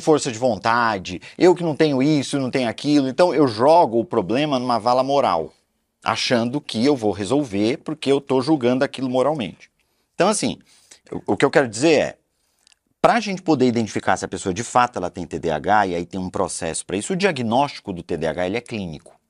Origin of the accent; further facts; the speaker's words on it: Belém, Pará, Brazil; moved away; Eu sou de Belém do Pará e lá era muito quente